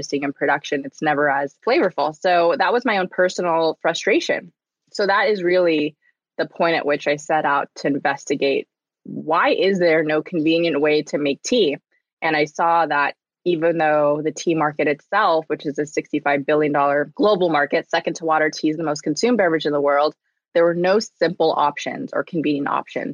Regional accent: Southern California, United States; I grew up in Southern California

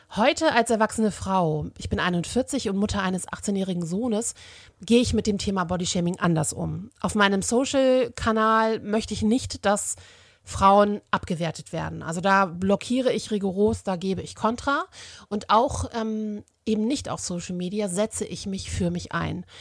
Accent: Germany; bei uns in Deutschland

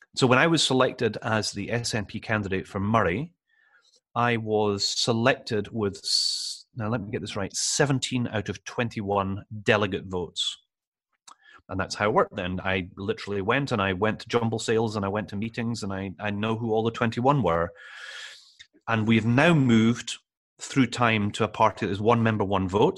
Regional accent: Edinburgh, Scotland, United Kingdom; also born or lived in London; I'm from Edinburgh Central, it's where I went to primary school, where I went to secondary school

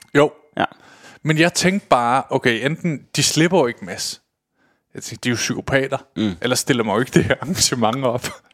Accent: Køge, Zealand, Denmark; nede i Køge, hvor jeg kommer fra

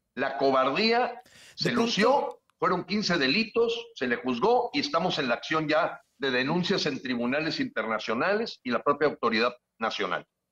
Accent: Mexico

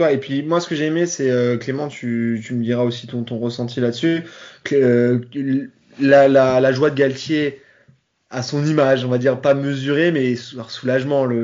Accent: Paris, Île-de-France, France; Bon, en tant que parisien, ça me fait mal au cœur de le dire.

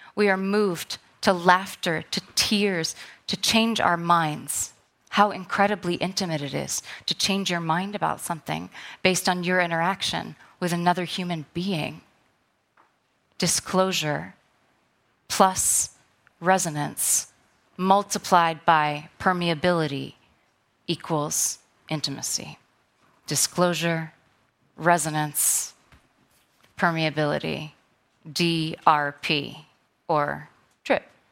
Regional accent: New York City, New York, United States; I'm a New Yorker.

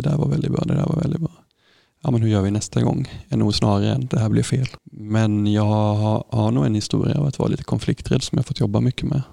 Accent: Sävsjö, Jönköping County, Sweden; så växte jag upp här i Sävsjö

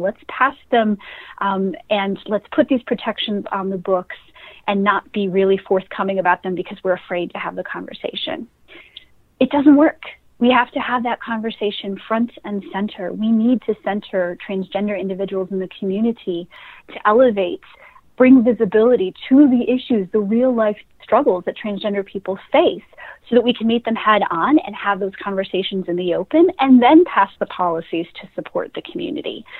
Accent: Jamestown, New York, United States; I grew up in Western New York, a small town called Jamestown

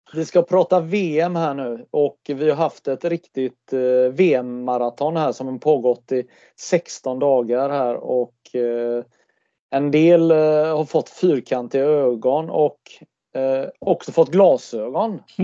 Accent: Sweden; stolt som svensk

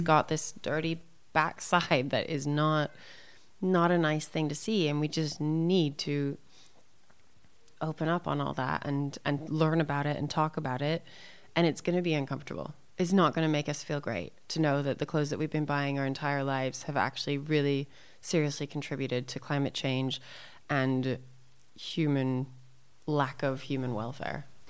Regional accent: Santa Fe, New Mexico, United States; born or raised there; also born or lived in Arizona

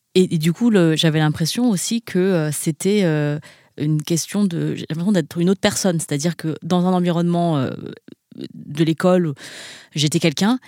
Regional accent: France; j'ai grandi dans un environnement euh, majoritairement blanc, parce que j'ai grandi en France

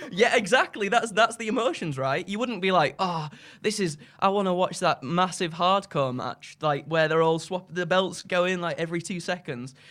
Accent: Skipton, Yorkshire and the Humber, United Kingdom; I'm from Yorkshire, a little town, uh, called Skipton in North Yorkshire.

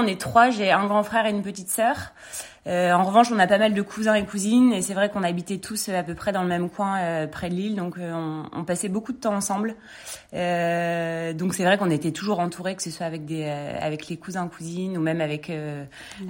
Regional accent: Lille, Hauts-de-France, France; moved away as an adult; now in Paris, France; je viens de Lille, j'ai grandi à Lille, j'ai fait mes études euh, là-bas

